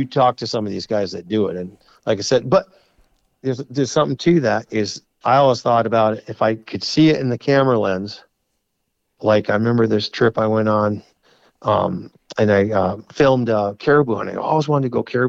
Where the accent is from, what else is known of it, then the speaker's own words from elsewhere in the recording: Vermont, United States; I'm from Vermont.